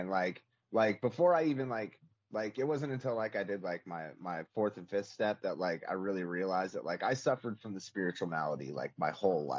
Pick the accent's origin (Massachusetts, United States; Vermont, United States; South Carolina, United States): South Carolina, United States; Charleston; born and raised in Charleston.